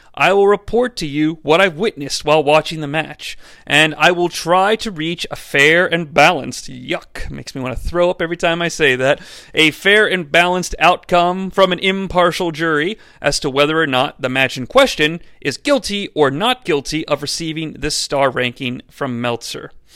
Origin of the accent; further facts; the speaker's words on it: Cincinnati, Ohio, United States; growing up in the Cincinnati area